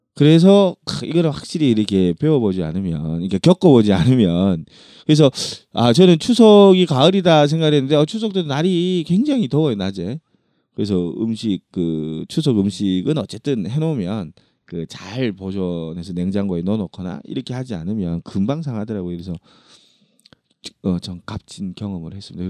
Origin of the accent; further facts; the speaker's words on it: Ulsan, South Korea; 저는 울산에서 태어났는데